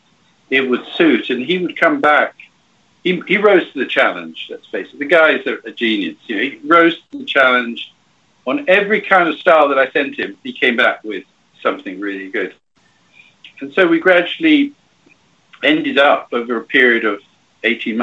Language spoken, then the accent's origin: English; Cuba; moved away; I was brought up in Cuba during the revolution and after for a bit